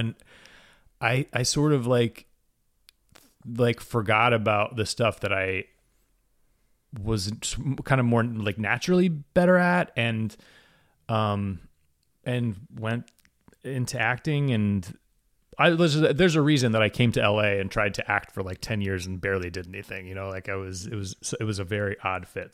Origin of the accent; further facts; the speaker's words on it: Waverly, Ohio, United States; moved away; I'm originally from Waverly, Ohio, which is a very small town